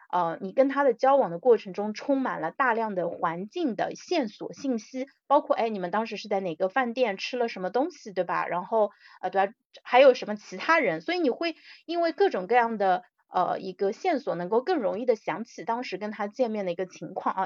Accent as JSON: {"language": "Chinese", "country": "China", "said": "我们，中国人"}